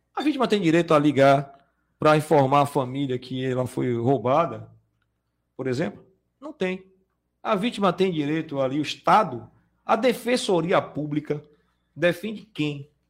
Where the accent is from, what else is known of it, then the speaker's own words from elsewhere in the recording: Salvador, Bahia, Brazil; Eu vim é, da periferia de Salvador.